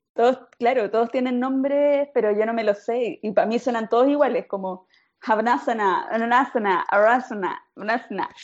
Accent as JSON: {"language": "Spanish", "country": "Chile", "moved": "yes", "lives_now": "Japan", "said": "yo como mi comida ah. tradicional chilena"}